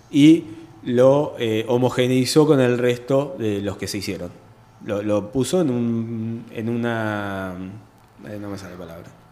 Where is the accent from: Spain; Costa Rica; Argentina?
Argentina; Chacabuco, Buenos Aires Province; also born or lived in La Plata / Banfield / Adrogué / Burzaco; yo nací, fui criado acá en Chacabuco, después fui a estudiar a La Plata